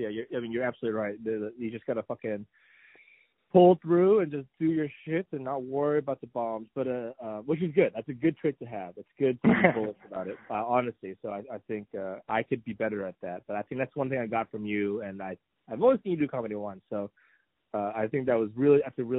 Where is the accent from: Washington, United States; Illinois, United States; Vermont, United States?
Washington, United States; I'm from Washington.